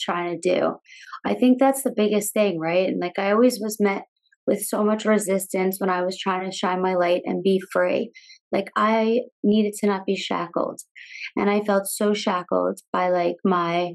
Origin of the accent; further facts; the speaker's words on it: Long Island, New York, United States; Growing up in Long Island, New York